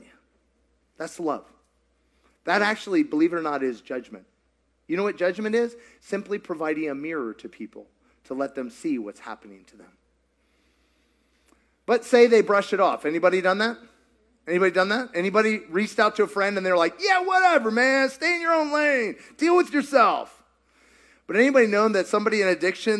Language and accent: English; Kentucky, United States; I'm from Kentucky